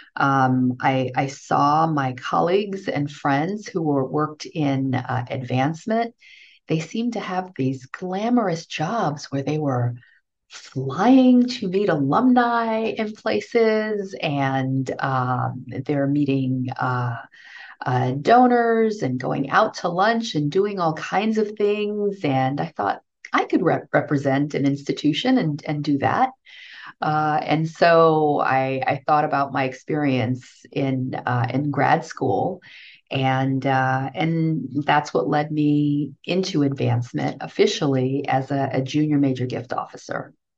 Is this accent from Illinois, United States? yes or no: no; New York City, New York, United States; also born or lived in Haiti; i grew up in new york in brooklyn new york